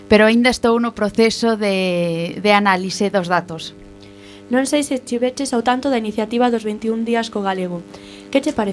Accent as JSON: {"language": "Galician", "town": "Basel", "region": "Basel-Stadt", "country": "Switzerland", "said": "Eu veño de Basilea, en Suiza, e son filla de galego, e miña nai é suiza."}